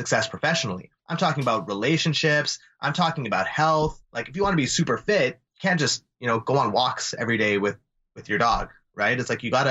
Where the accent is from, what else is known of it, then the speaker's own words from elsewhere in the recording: Calgary, Alberta, Canada; we grew up in Calgary